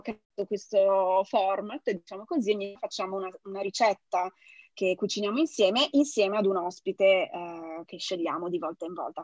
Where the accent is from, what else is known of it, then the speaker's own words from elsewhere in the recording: Genoa, Liguria, Italy; essendo genovese